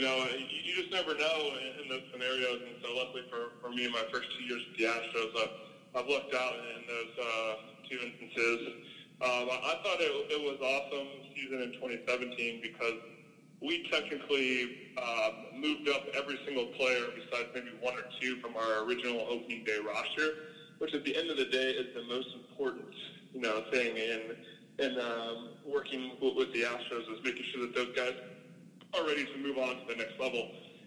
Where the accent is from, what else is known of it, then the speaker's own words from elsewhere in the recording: St. Louis, Missouri, United States; moved away; growing up in St. Louis, as everybody knows, St. Louis is a very big baseball city.